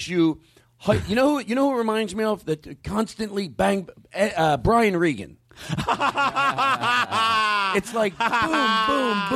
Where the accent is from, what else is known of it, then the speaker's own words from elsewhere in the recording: Philadelphia, Pennsylvania, United States; Philadelphia, because that's my hometown